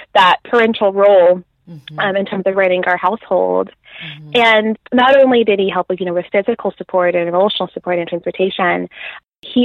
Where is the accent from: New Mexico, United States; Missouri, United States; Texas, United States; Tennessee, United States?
Tennessee, United States; Nashville; moved away as an adult; now in Birmingham, United Kingdom; I grew up in Nashville